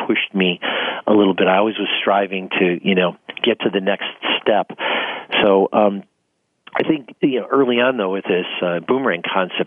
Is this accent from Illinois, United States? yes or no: yes; Bellwood, Illinois, United States; also born or lived in Arizona; I grew up in Bellwood, Illinois, which is a very lower middle class area. It's just outside the city of Chicago